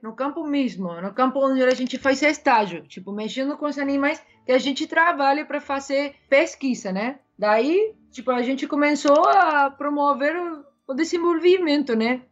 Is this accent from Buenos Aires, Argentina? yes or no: no; Córdoba, Argentina; Portuguese is a second language; moved away as an adult; now in New Zealand; eu sou de Córdoba, né, da, da capital.